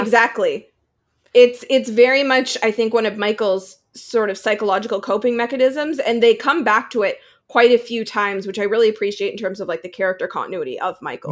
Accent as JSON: {"language": "English", "region": "Alberta", "country": "Canada", "moved": "as an adult", "lives_now": "Vancouver, Canada", "said": "I'm from Alberta, but like I am technically from Alberta. I'm just not going to be living there."}